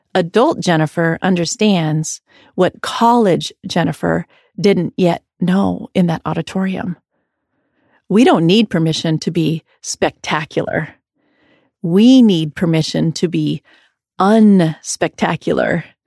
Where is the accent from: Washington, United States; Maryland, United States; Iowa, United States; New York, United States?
Iowa, United States; growing up in Iowa